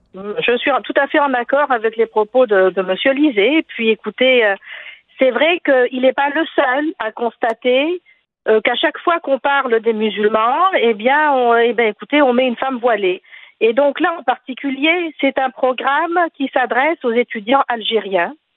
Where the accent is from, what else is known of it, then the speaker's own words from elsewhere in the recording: Tunisia; now in Quebec, Canada; je suis tunisienne.